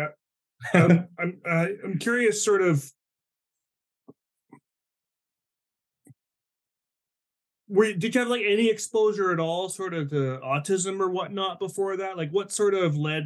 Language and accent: English; New Brunswick, Canada; I grew up in the East Coast of Canada in New Brunswick, which is, you know, just borders Maine.